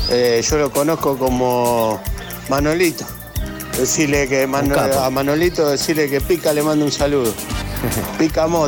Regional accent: Victoria, Entre Ríos, Argentina; now in Rosario, Argentina; Soy …, soy de Victoria, pero hace 10 años vivo en Rosario

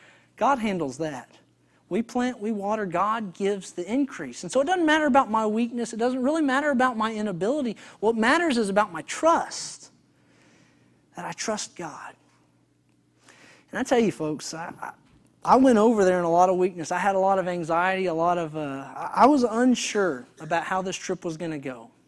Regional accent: Texas, United States; All the men in this picture, we're all from Texas, consequently, which I thought was really ironic.

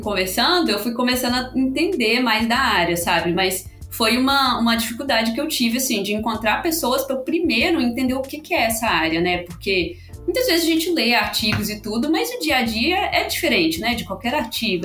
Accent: Belo Horizonte, Minas Gerais, Brazil; now in São Paulo, Brazil; E sou de Minas, eu eh, sou mineira, né? Sou de BH. Acho que o sotaque entregou um pouco

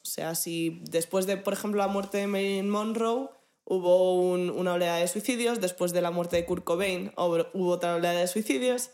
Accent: Madrid, Community of Madrid, Spain; De los madrileños que veamos

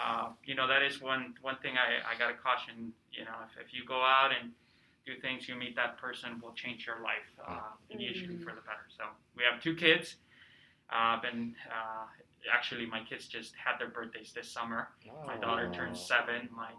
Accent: California, United States; also born or lived in Peru; So I'm originally from Peru. I came to the United States when I was about 12 years old. And grew up in Southern California, sunny Southern California. I lived in California for about 15 years, went to undergrad at Loyola Marymount

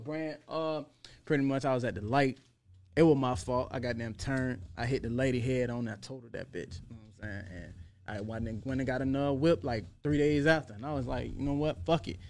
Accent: Portsmouth, Virginia, United States; moved away; I was out in Norfolk a lot and I grew up in Portsmouth

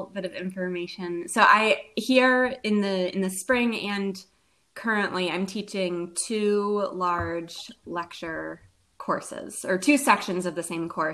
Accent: Nashville, Tennessee, United States; moved away as an adult; also born or lived in Indiana; now in Louisville, United States; So I grew up in Nashville, Tennessee. I was raised there.

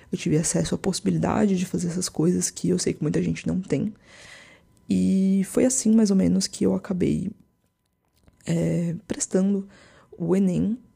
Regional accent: São José dos Campos, São Paulo, Brazil; Aquelas pessoas que eu achava que eram ricas em São José dos Campos, né? Que é a cidade onde eu cresci.

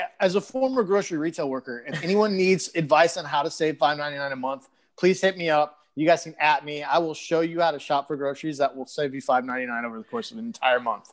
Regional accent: Michigan, United States; moved away; Parker's from my home state

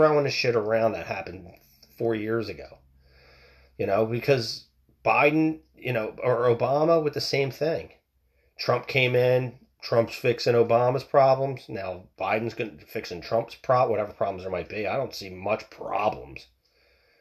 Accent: United States; us as smart American people

